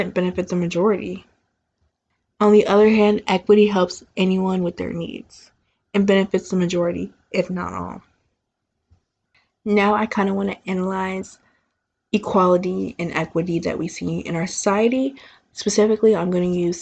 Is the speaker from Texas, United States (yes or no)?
yes; Texas, United States; I'm from Texas